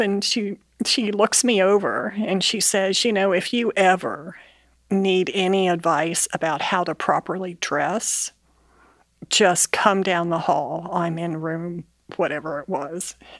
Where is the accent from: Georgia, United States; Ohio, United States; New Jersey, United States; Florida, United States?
Ohio, United States; Bellefontaine; I grew up in Bell Fountain, Ohio